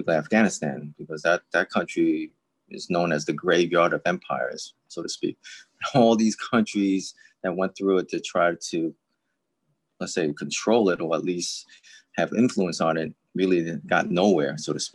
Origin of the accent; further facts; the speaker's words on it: New York City, New York, United States; I'm a New Yorker. I'm with NYPD